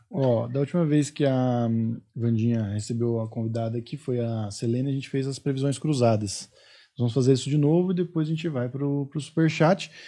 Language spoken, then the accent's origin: Portuguese; Osasco, São Paulo, Brazil; eu sou de Osasco